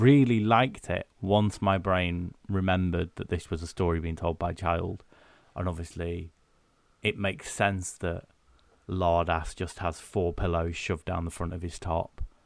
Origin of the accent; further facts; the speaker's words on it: United Kingdom; But we're British